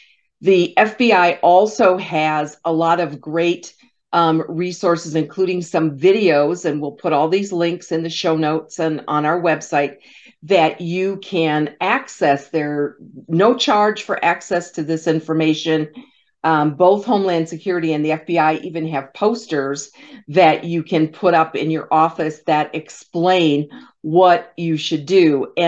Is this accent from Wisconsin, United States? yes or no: no; Michigan, United States; my home state of Michigan